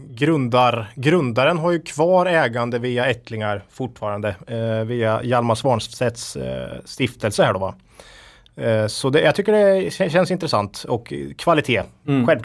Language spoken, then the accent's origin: Swedish; Östergötland, Sweden; I Östergötland, jag är ju den enda östgöten här då.